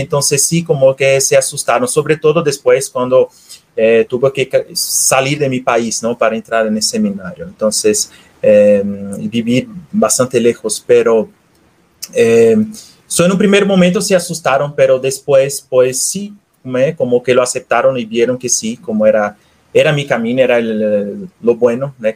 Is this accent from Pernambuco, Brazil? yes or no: yes; Recife, Pernambuco, Brazil; moved away as an adult; now in Guadalajara, Mexico; Soy natural de Brasil, de la ciudad de Recife